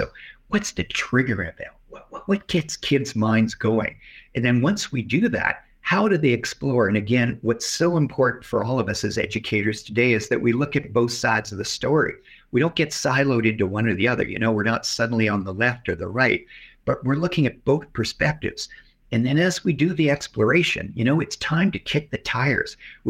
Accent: Canada

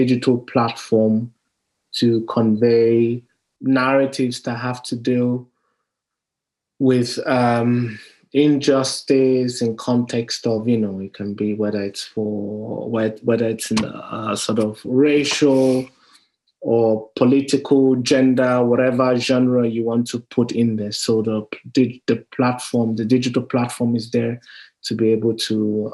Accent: Nigeria; me being Nigerian

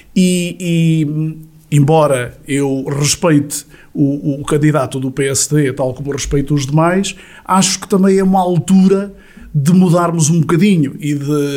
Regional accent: Sátão, Centro, Portugal; nasci no Sátão, cresci no Sátão

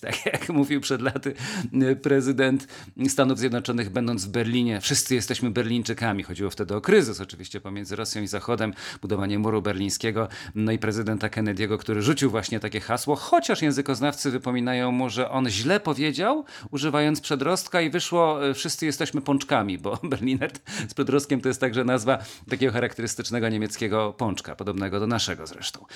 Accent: Kielce, Świętokrzyskie Voivodeship, Poland; jestem synem ziemi kieleckiej, jestem kielczaninem z Cyzorykiem

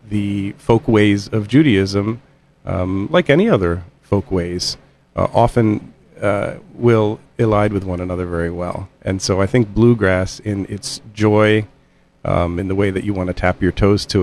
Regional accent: Midwest, United States; I grew up in the Midwest.

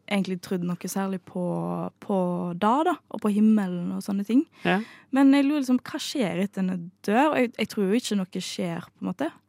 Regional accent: Bømlo, Vestland, Norway; jeg eh, kommer jo fra Bømlo, og jeg kommer fra Vestlandet.

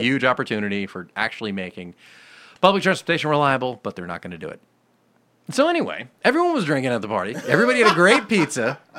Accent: Southern California, United States; I grew up near the beach. Southern California.

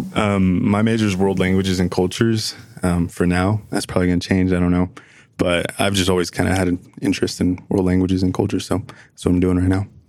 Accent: New Jersey, United States; now in Utah, United States; I'm originally from New Jersey, but I'm here in Utah

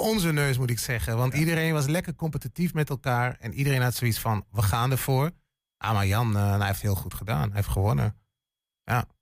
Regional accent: Hengelo, Overijssel, Netherlands; moved away as an adult; also born or lived in western Netherlands; ik ben een tukker, geboren en getogen in Hengelo

